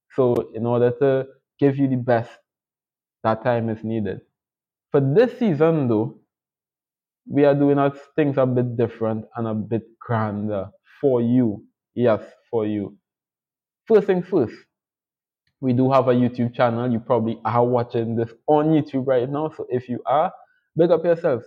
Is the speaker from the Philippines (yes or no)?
no; Trinidad & Tobago; I'm from the beautiful twin island states of Trinidad and Tobago